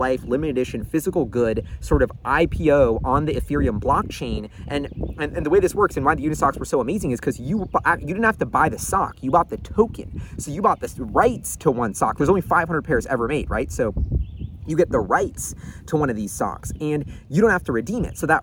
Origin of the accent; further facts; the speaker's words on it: New York City, New York, United States; growing up in New York, seeing the Supreme line every day when I'm rocking around NYU campus